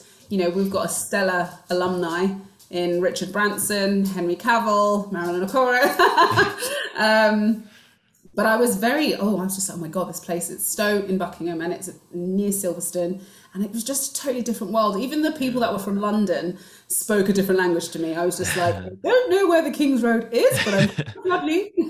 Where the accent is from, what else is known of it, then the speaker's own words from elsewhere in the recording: Nigeria; I'm Igbo Nigerian and we are very much academics, but we're also very creative.